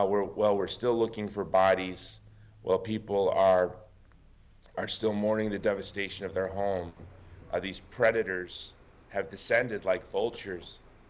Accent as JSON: {"language": "English", "area": "Oahu", "region": "Hawaii", "country": "United States", "said": "Well, I'm actually from Oahu."}